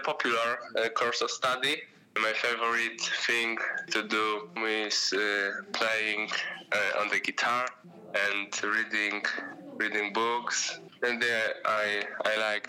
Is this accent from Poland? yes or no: yes; Poland; I'm from Poland